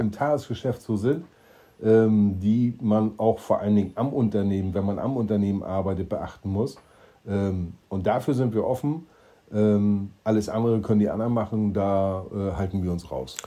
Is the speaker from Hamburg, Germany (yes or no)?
no; Schwerin, Mecklenburg-Vorpommern, Germany; now in Stuhr, Germany; ich komme aus gebürtig aus Schwerin, deshalb bin ich Ossi